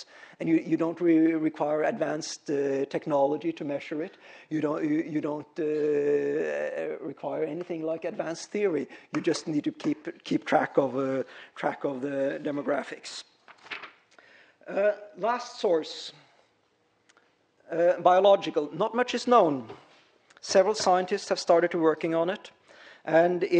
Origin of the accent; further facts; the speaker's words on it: Norway; moved away; the culture where I come from, I'm Norwegian, so I grew up way up in Scandinavia